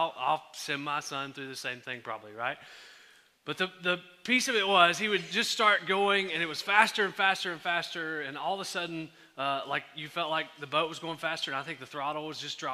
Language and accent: English; Henderson, Texas, United States; I'm from Henderson